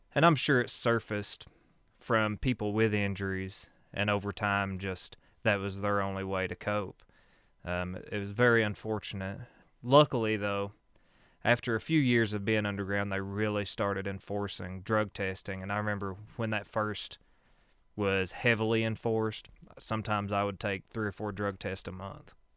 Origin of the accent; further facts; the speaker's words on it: Whitesburg, Kentucky, United States; I grew up here in Letcher County, uh, from Whitesburg, born and raised